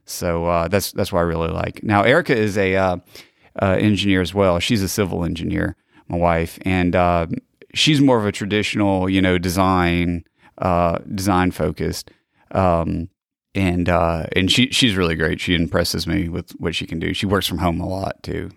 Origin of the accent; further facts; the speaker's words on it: Gulf Coast, Pineville community, Mississippi, United States; I was born, uh, here on the Gulf Coast in, uh, nineteen eighty-three. So I grew up in, uh, Pineville community